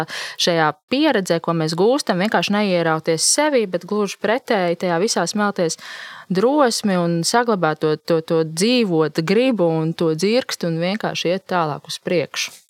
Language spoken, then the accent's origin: Latvian; Latvia; kādi mēs vispār esam kā latvieši?